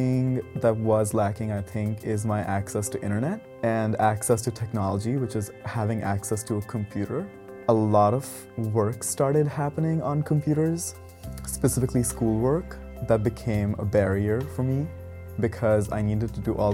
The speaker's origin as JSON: {"language": "English", "country": "India", "moved": "yes", "said": "I'm from India."}